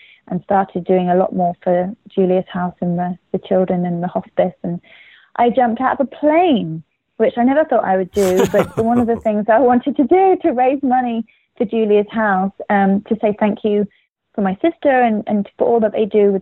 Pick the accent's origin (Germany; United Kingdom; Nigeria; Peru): United Kingdom; England; now in United States; in England, we